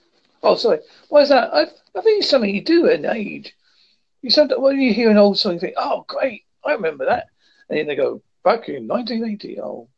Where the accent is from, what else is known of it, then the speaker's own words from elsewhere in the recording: United Kingdom; I am from United Kingdom.